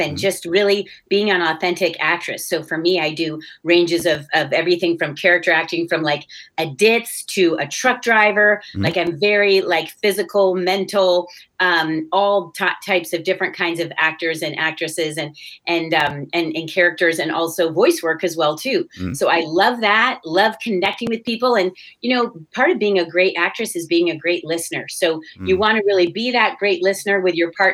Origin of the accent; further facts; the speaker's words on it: California, United States; also born or lived in Netherlands; I was born in Holland, came to California relatively young